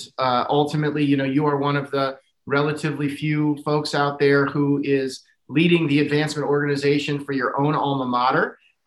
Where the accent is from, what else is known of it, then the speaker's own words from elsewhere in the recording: just north of Grinnell, Iowa, United States; Having grown up just north of Grinnell